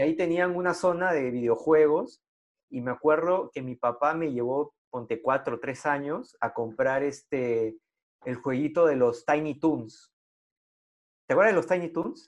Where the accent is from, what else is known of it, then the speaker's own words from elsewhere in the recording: Lima, Peru; yo crecí en San Martín de Porres